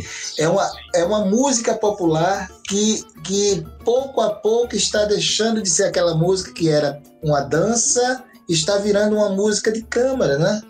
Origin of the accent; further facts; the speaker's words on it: Northeast Region, Brazil; now in Vienna, Austria; nós somos nordestinos